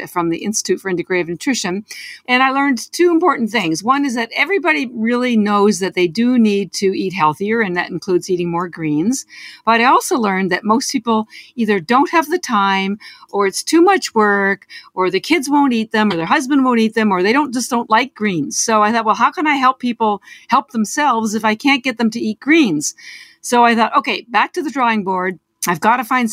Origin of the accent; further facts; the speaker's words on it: Canada; moved away as an adult; now in Boston, United States; I'm actually Canadian, although I've lived in Boston for almost 30 years